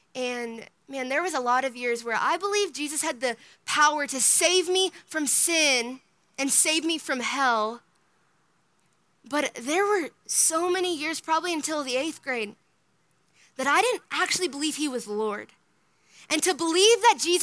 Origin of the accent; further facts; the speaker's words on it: Minnesota, United States; now in Texas, United States; I grew up in Minnesota